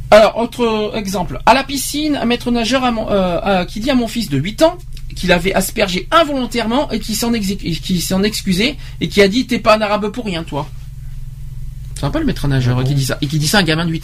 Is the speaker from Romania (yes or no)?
yes; Romania; French is a second language; d'habitude les gens me demandent mes origines en précisant que j'ai un léger accent charmant. Presque chaque fois euh, que je réponds je suis roumaine